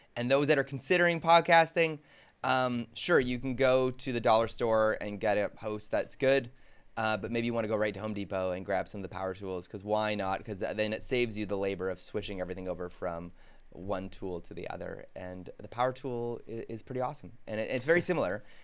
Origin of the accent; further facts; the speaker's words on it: Canada; as a Canadian